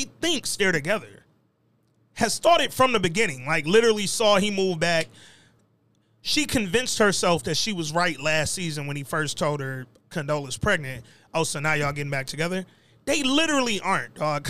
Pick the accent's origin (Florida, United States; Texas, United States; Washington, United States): Texas, United States; Houston; I'm from Houston, I know better barbecue than you LA, nigga.